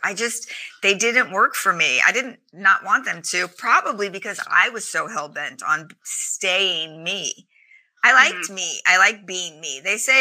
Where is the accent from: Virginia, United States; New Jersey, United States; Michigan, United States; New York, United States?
New York, United States; New York City; I grew up in Staten Island